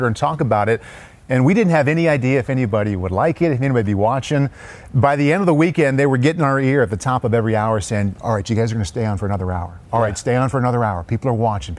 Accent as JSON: {"language": "English", "town": "Iowa City", "region": "Iowa", "country": "United States", "tie": "born or raised there", "said": "I grew up in Iowa City, like literally two blocks from Kinnick Stadium."}